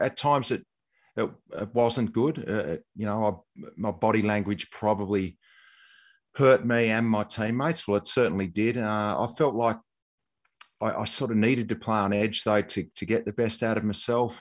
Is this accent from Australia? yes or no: yes; Tasmania, Australia; moved away; growing up in Tassie